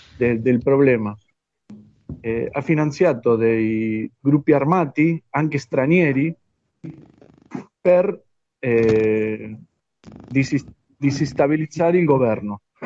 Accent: Argentina; Italian is a second language; noi che siamo di Argentina

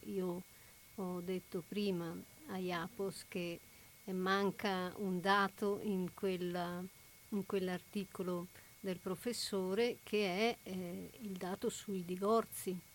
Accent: Italy

